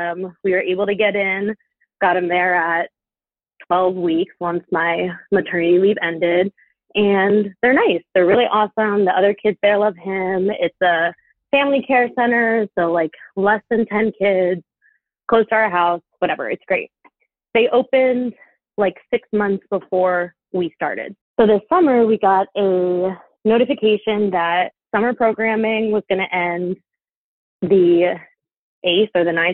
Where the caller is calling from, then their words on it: Maryland, United States; I'm calling from Maryland, and I'm 32.